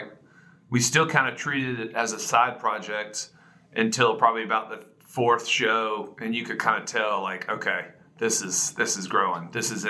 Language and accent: English; Augusta, Georgia, United States; moved away as an adult; also born or lived in Athens, Georgia; now in Nashville, United States; Yeah, we grew up in Augusta, Georgia.